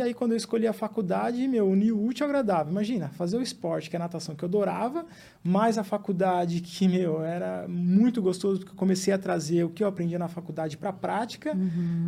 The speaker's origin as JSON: {"language": "Portuguese", "town": "São Bernardo do Campo", "region": "São Paulo", "country": "Brazil", "tie": "born or raised there", "also_born_or_lived": "Mato Grosso do Sul", "said": "a gente veio para São Bernardo, né, que é a cidade onde a gente se estabeleceu"}